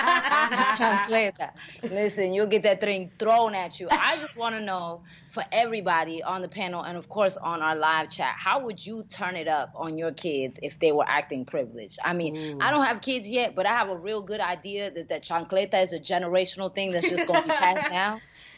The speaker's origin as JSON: {"language": "English", "town": "New York City", "region": "New York", "country": "United States", "said": "No, I'm from the Bronx."}